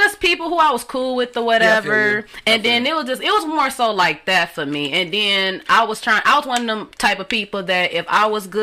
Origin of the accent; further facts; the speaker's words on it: Southfield, Michigan, United States; I was born in Michigan, of course, but my family, they moved around